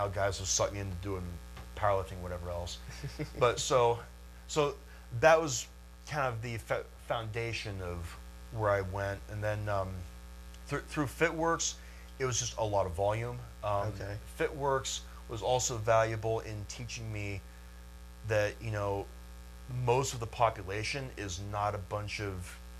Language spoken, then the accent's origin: English; Lancaster, Ohio, United States; born or raised there